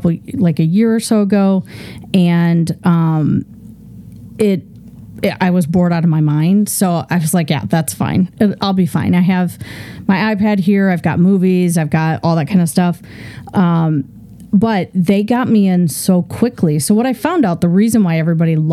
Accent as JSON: {"language": "English", "region": "Midwest", "country": "United States", "tie": "born or raised there", "said": "I grew up in the Midwest"}